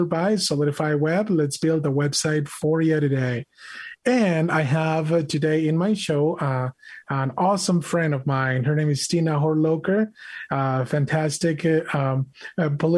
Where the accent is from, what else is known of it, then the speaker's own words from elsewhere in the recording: Mexico; English is a second language; now in United States; I was born and raised in Mexico